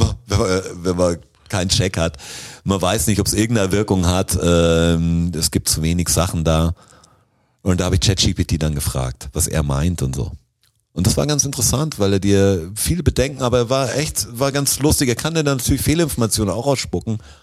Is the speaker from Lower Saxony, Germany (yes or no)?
no; Swabia, Baden-Württemberg, Germany; alle haben leicht Schwäbisch gesprochen, natürlich, wo ich herkomme